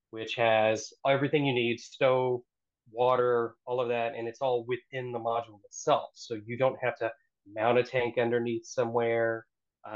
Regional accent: Oklahoma, United States; now in Philadelphia, United States; I actually grew up on the plains of Oklahoma

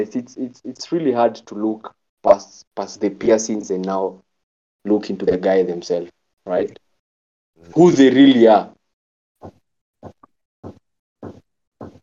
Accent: Nakuru, Nakuru County, Kenya; first language Kikuyu; Nakuru, born raised

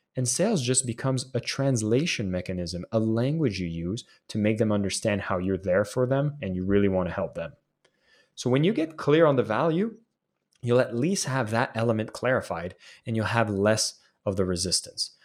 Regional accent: Canada; as a Canadian kid

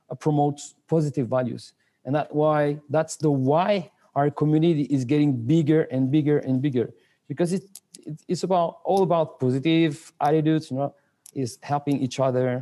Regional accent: France; English is a second language; moved away as an adult; also born or lived in Spain / London, United Kingdom / Senegal / Angola; I grew up here in France until I was 19.

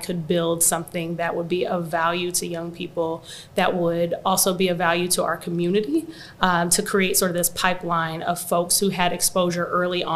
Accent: Quincy, Illinois, United States; also born or lived in Chicago; I'm initially from Quincy, Illinois, so there wasn't a ton of opportunity or exposure or really anything there

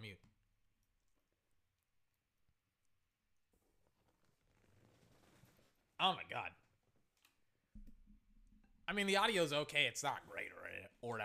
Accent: Texas, United States; I am from Texas, and I did grow up with a lot of Latinos.

